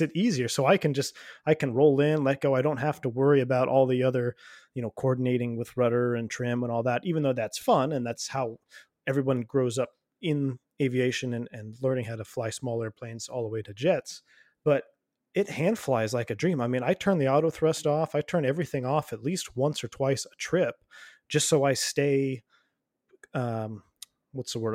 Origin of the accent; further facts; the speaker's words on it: United States; I'm an American citizen